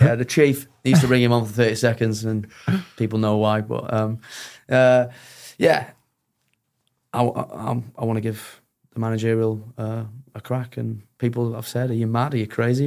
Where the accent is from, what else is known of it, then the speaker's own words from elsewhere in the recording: Sheffield, Yorkshire and the Humber, United Kingdom; I'm from Sheffield